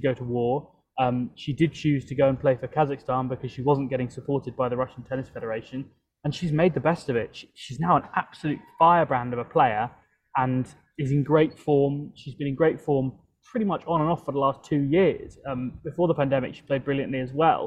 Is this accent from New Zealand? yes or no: no; London, United Kingdom; moved away; my hometown of London